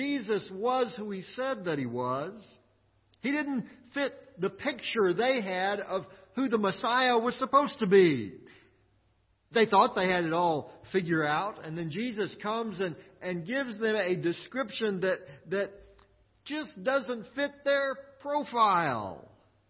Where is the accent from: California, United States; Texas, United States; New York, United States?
Texas, United States; Midland; also born or lived in Austin, Texas; I was born in Midland, Texas.